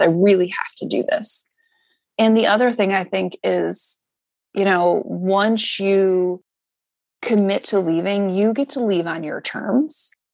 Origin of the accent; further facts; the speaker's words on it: Syracuse, New York, United States; moved away as an adult; also born or lived in New Jersey; now in Philadelphia, United States; I grew up in Syracuse, New York